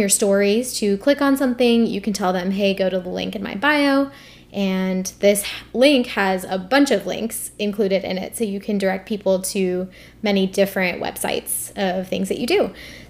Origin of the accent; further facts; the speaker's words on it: India; the fact that I'm Indian, the fact that I'm a medical student, that I have a podcast, and then my email.